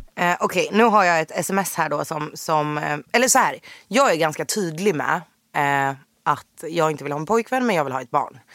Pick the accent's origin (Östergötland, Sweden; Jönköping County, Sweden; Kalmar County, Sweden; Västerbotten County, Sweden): Jönköping County, Sweden; Jönköping; moved away as an adult; now in Stockholm, Sweden; född och uppvuxen i Jönköping. Flyttade till Stockholm på heltid 2016